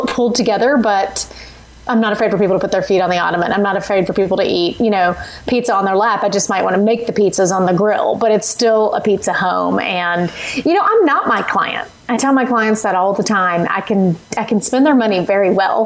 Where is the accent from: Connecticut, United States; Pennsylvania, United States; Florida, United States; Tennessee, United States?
Tennessee, United States; I'm a Tennessee girl and was born and bred on barbecue